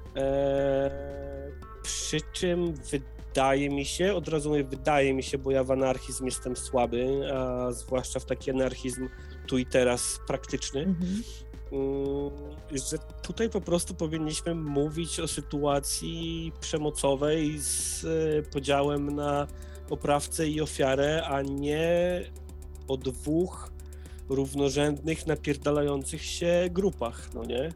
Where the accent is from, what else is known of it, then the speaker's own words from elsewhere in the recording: Poland; moved away; wychowa wychowałem się na wsi, teraz na tej wsi sobie trochę siedzę tymczasowo